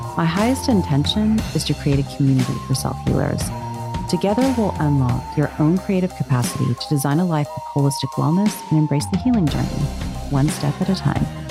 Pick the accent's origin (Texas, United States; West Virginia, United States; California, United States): Texas, United States; Dallas; I was born and raised in Dallas, Texas